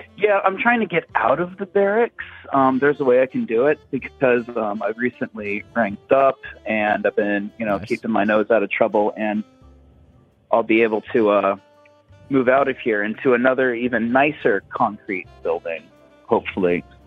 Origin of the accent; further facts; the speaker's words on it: Atlanta, Georgia, United States; I'm from from Atlanta